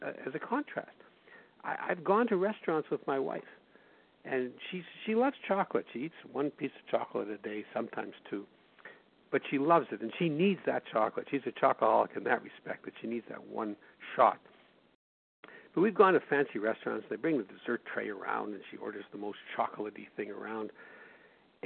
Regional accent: Winnipeg, Manitoba, Canada; my hometown of Winnipeg

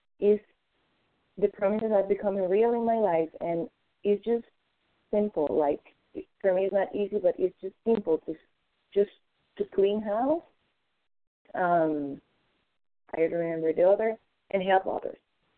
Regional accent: Florida, United States; from Florida, recovering compulsive overeating for today.

